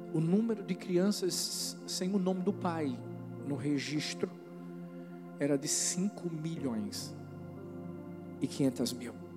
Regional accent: Brazil; eu sou brasileiro

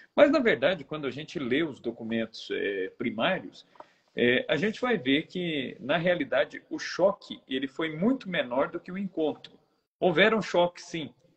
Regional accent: Brazil; nós somos brasileiros, estamos no Brasil

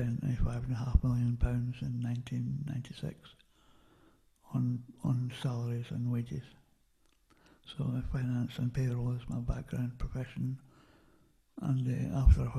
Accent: Lower Largo, Scotland, United Kingdom; also born or lived in Perth, Scotland / Kinross, Scotland; we moved to Lower Largo in the south of Fife when I was 8, and I grew up there for 13 years

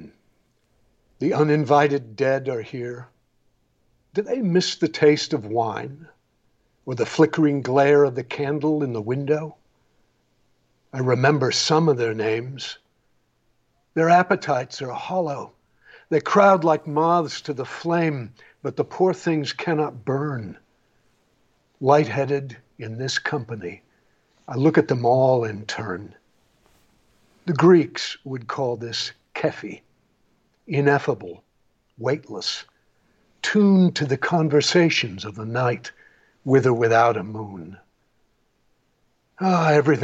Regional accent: Bellingham, Washington, United States; also born or lived in Greece / Alaska; now in Tasmania, Australia; I grew up in Bellingham, Washington, under the Canadian border

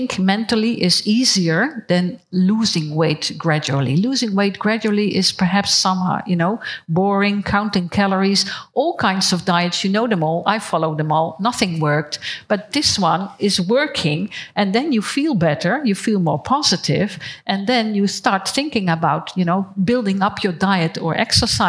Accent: Netherlands; I am from the Netherlands

